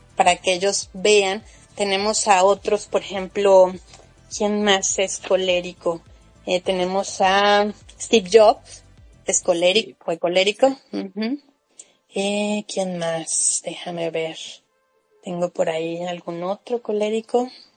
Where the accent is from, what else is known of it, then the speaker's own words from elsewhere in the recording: Mexico; yo soy mexicana